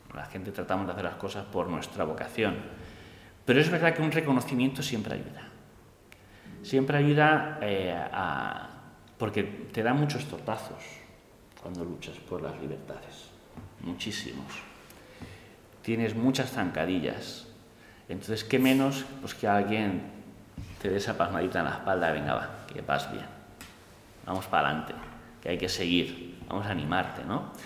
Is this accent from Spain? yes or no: yes; Spain; soy español